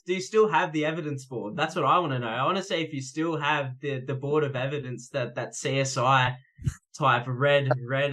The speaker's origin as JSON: {"language": "English", "town": "Canberra", "region": "Australian Capital Territory", "country": "Australia", "tie": "born or raised there", "moved": "yes", "lives_now": "Newcastle, Australia", "said": "I was born in Canberra"}